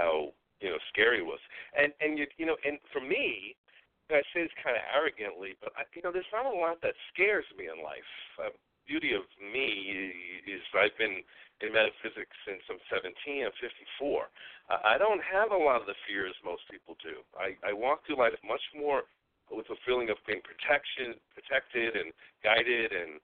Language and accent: English; New York, United States; moved away; I'm originally a New Yorker. You can probably hear some of that in my voice